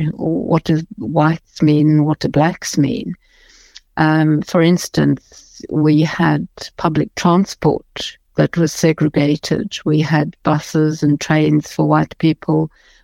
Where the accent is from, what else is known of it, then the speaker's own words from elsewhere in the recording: South Africa; first language English; I'm a white South African and I'm English speaking